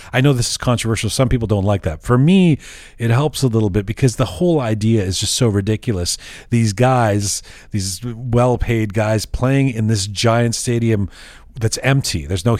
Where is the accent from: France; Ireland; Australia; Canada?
Canada; Toronto, Ontario; growing up in Toronto and, you know, my favorite teams being Arsenal and the Toronto Maple Leafs